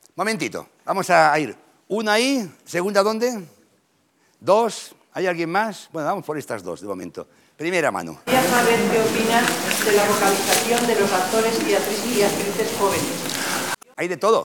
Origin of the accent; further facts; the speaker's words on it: Catalonia, Spain; yo soy catalán